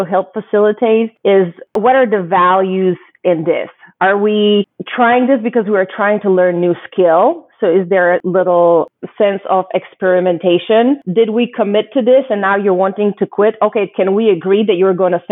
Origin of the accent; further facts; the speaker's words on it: Croatia; now in United States; growing up in Croatia